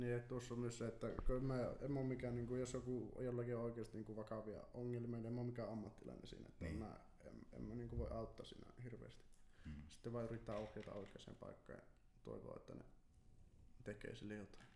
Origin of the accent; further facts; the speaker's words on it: Kempele, North Ostrobothnia, Finland; mä oon Kempeleestä, se on Oulun vieressä